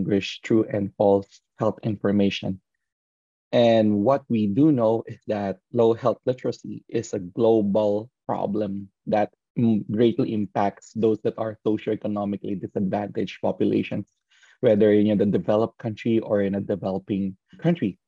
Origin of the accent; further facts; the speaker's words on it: Philippines; moved away; my hometown, the Philippines